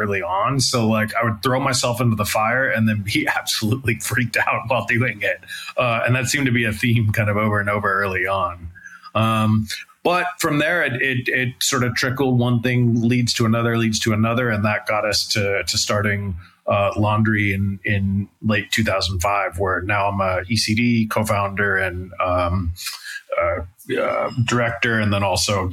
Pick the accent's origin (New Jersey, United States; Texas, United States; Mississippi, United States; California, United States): California, United States; San Francisco; I grew up in San Francisco, kind of in the mid 90s